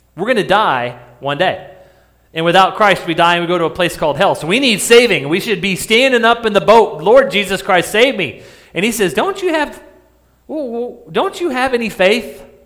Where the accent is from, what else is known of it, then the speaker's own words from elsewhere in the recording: New Mexico, United States; I grew up in New Mexico